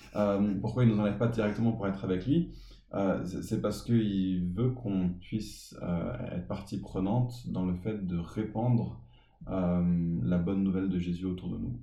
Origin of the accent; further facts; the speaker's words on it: Paris, Île-de-France, France; J'ai grandi à Paris